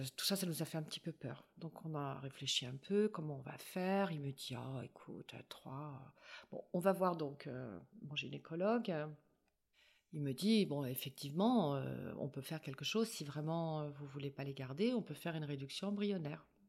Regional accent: Paris, Île-de-France, France; moved away as an adult; je suis parisienne, moi, à la base

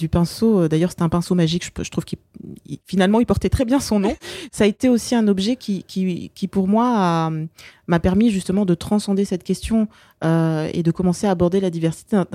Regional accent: France; Ma mère est née dans un pays colonisé. Elle a grandi dans un pays colonisé. Et euh, bah, finalement, si moi je suis euh, née en France et, j'ai grandi en France

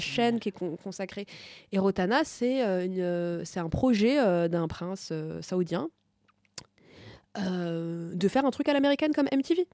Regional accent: Tunisia; je suis pas égyptienne, je suis tunisienne

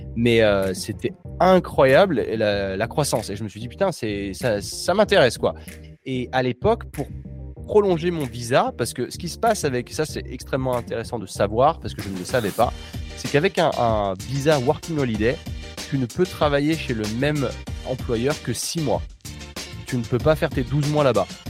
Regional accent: France; moved away as an adult; also born or lived in Australia; en tant que Français

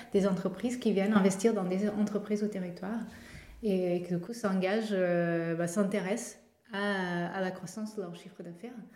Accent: Portugal; accent: Portuguese; French is a second language; now in Nantes, France; je suis portugaise, de mon accent

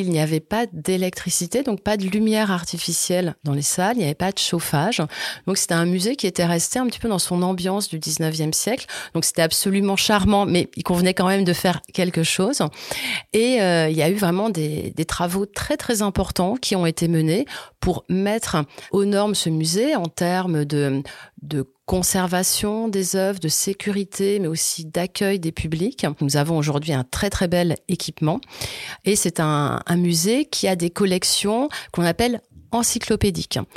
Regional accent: Auvergne-Rhône-Alpes, France; Moi, je suis originaire de la Haute-Loire, donc je connais le musée Crozatier depuis ma tendre enfance.

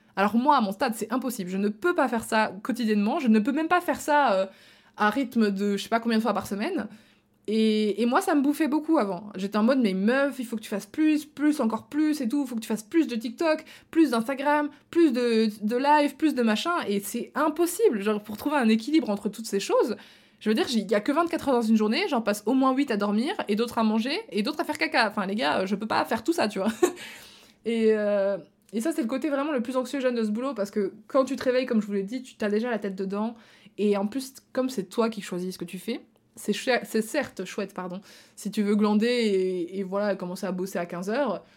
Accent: Belgium; moved away; also born or lived in Marseille; moi je suis belge de base

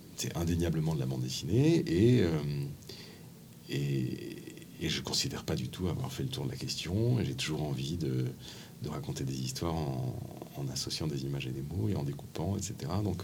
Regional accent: Paris, Île-de-France, France; en tant que Parisien qui prend souvent le métro

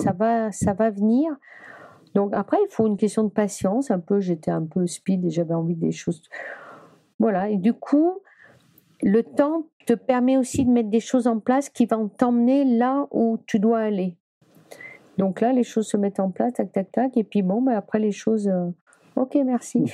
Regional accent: Brittany, France; Je suis bretonne

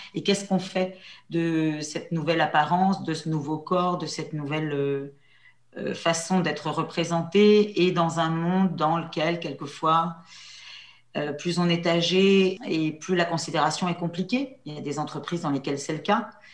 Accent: La Châtre, Centre-Val de Loire, France; Mon père était, euh, mon père était commerçant à la Châtre

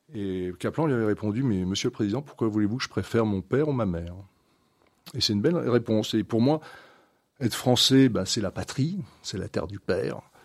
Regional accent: France; nous on est français

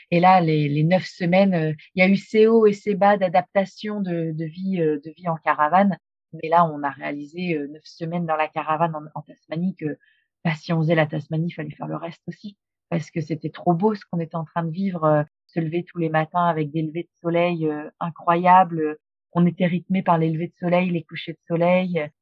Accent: France; moved away as an adult; also born or lived in Australia; En tant que Français

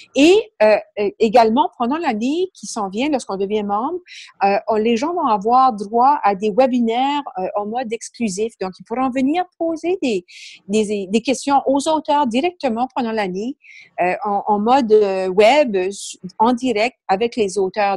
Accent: Canada; accent: Acadian; moved away as an adult; now in Quebec, Canada; pour les curieux qui vont peut-être remarquer mon accent, je suis d'origine acadienne.

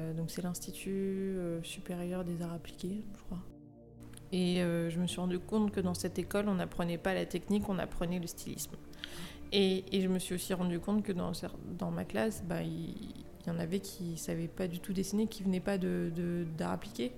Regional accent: Lyon, Auvergne-Rhône-Alpes, France; also born or lived in Paris; je suis originaire de Lyon

